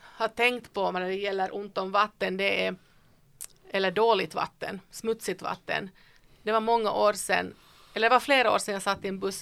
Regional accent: Vaasa, Ostrobothnia, Finland; moved away; jag är född i Österbotten i Vasa, i skärgård

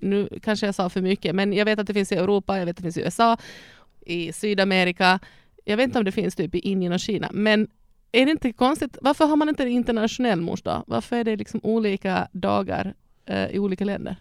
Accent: Ostrobothnia, Finland; now in Sweden; jag är född och uppvuxen i Österbotten, Finland

